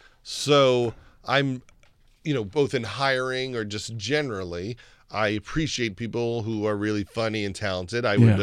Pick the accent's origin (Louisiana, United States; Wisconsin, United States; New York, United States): New York, United States; Long Island; I'm from New York, from Long Island. And so when Doc and Daryl started playing for the Mets, that's when I was in like 11th grade.